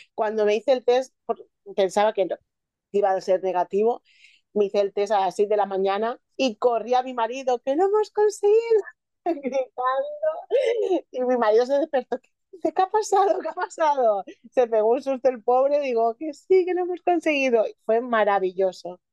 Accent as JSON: {"language": "Spanish", "town": "Elche", "region": "Valencian Community", "country": "Spain", "said": "yo soy de Elche"}